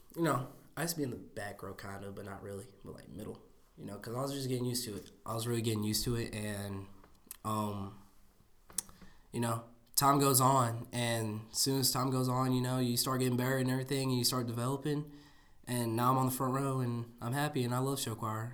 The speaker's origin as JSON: {"language": "English", "town": "Jasper", "region": "Alabama", "country": "United States", "said": "from Jasper, Alabama. I go to Jasper High School. I'm in tenth grade"}